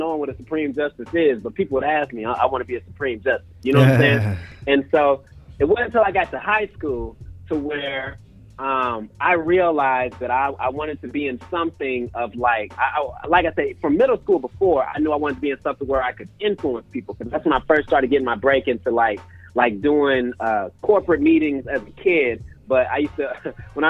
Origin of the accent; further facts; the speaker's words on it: Indianapolis, Indiana, United States; I'm from Indianapolis, Indiana. I went to Tech High School all 4 years